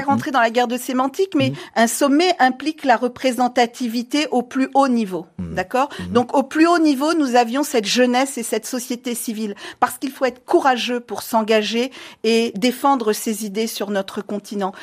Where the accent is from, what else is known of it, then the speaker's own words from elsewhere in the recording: Guinea; moved away as an adult; also born or lived in Paris, France; je suis née en Guinée d'une mère euh, franco euh, libano-guinéenne et d'un père français. J'ai été expulsée de Guinée